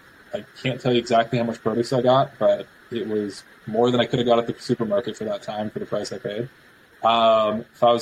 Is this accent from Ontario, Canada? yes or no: yes; Mississauga, Ontario, Canada; I grew up in Mississauga since I was born